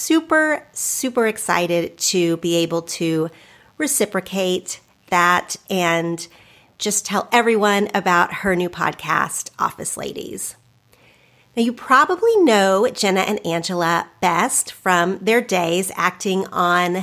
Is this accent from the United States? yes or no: yes; Oklahoma, United States; where I grew up in Oklahoma